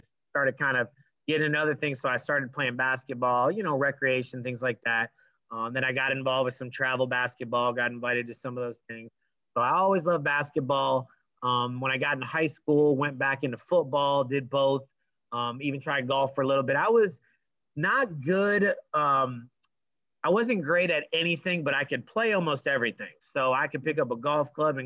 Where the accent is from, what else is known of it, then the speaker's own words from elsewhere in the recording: Port Charlotte, Florida, United States; also born or lived in Mount Clemens, Michigan; I was a graduate of Port Charlotte High